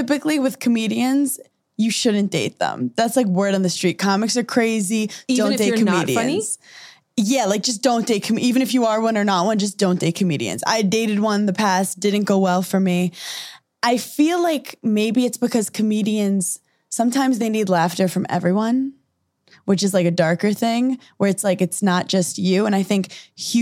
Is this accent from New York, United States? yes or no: yes; New York, United States; I'm from New York